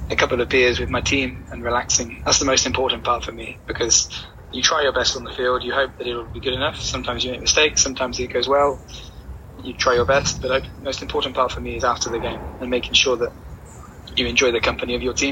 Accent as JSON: {"language": "English", "town": "Exeter", "region": "South West England", "country": "United Kingdom", "tie": "born or raised there", "also_born_or_lived": "Wales", "said": "My family were born in Wales, and I was there for about a day before I moved to Exeter."}